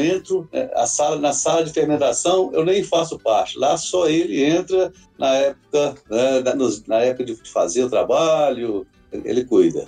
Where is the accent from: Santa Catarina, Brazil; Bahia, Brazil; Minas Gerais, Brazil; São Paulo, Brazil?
Minas Gerais, Brazil; Caputira; moved away as an adult; also born or lived in Belo Horizonte; Eu sou aqui natural de Caputira, deixei a cidade aqui há mais de 30 anos, quando eu fui para Belo Horizonte